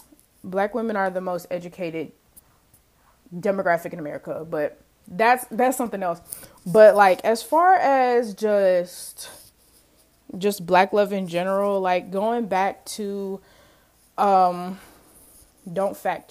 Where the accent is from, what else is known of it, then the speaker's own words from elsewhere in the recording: Mississippi, United States; to chalk it up to, like, oh, she was raised in Mississippi, blah blah blah blah blah.